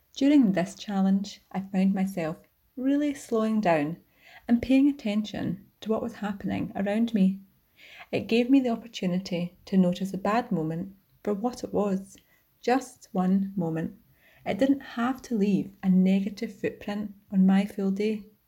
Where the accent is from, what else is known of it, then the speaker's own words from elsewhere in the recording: Scotland, United Kingdom; from Rainy Court, Scotland